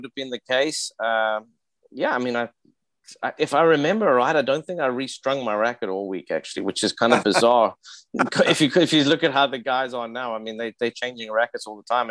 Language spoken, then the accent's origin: English; South Africa; moved away; we're both South African